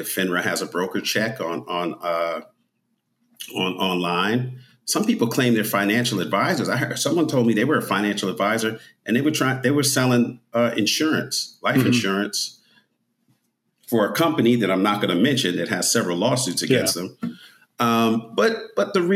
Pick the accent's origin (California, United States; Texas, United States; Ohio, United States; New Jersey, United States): New Jersey, United States; I grew up in North Jersey, close to New York.